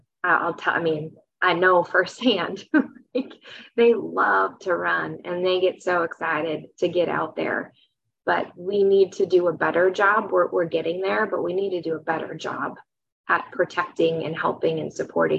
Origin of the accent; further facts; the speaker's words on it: Wisconsin, United States; moved away as an adult; also born or lived in St. Paul, Minnesota; I grew up in Wisconsin